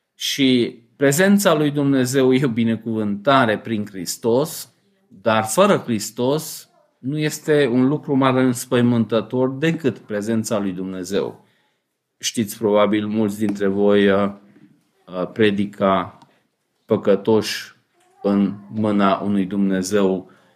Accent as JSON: {"language": "Romanian", "country": "Romania"}